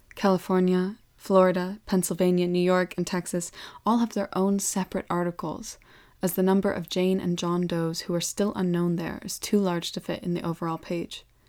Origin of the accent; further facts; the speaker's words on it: Welsh, Wales, United Kingdom; Being Welsh